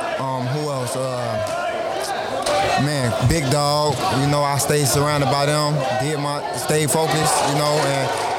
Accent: Maywood, Illinois, United States; also born or lived in Englewood, Chicago; now in Chicago, United States; I'm from Maywood, Illinois, but I reside in Englewood.

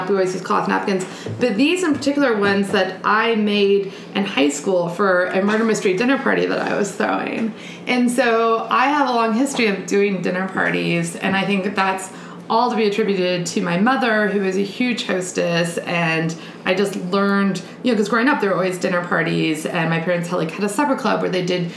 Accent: South Carolina, United States; I'm Southern, like, I'm from South Carolina

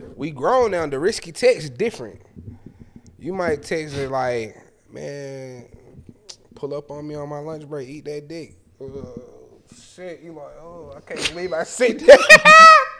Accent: Atlanta, Georgia, United States; We real Atlanta.

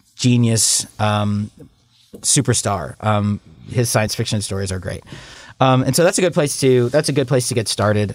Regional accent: Pittsburgh, Pennsylvania, United States; I'm also from Pittsburgh

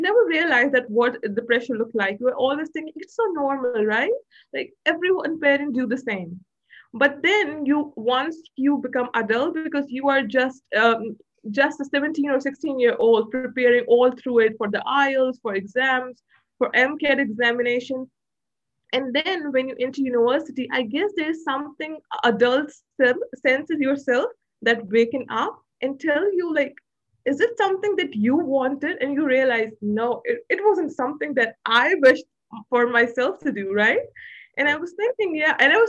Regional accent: Pakistan; born there; So I was born in Pakistan because my father was working in aviation field. And then I was raised mainly in Pan-Asia because my father was traveling so much.

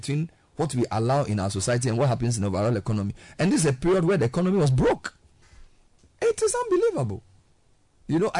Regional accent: Ghana; I'm from Ghana

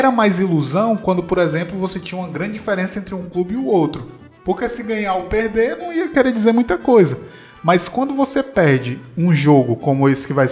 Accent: Ceará, Brazil; eu, enquanto cearense

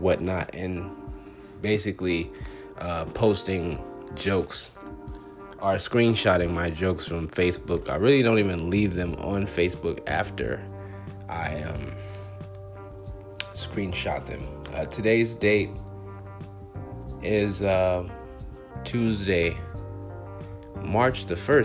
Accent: Compton, California, United States; now in Phoenix, United States; I'm originally from Compton, California.

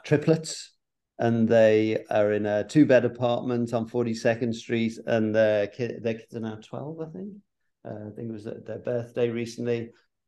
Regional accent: England, United Kingdom; moved away; even though as an Englishman we speak the same language, it's so different.

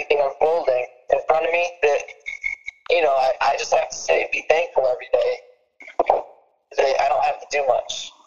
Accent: Detroit, Michigan, United States; Growing up in Detroit, man, like I'm from the suburbs and stuff, but I stay in Detroit a lot

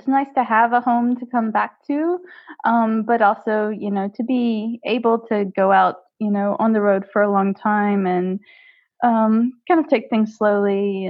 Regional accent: Mobile, Alabama, United States; moved away as an adult; I'm originally from the States. I grew up in Mobile, Alabama in the South. But then I left the States in 1999 to take a job working at Disneyland Paris.

